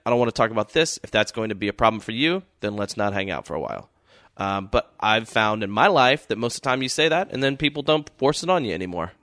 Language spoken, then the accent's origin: English; Dallas, Texas, United States; moved away; also born or lived in Austin; I grew up in Texas, Southern dude.